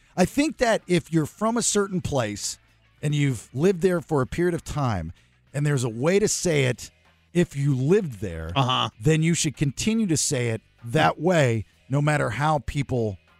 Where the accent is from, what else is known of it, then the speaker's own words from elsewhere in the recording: Maryland, United States; moved away; I'm from Maryland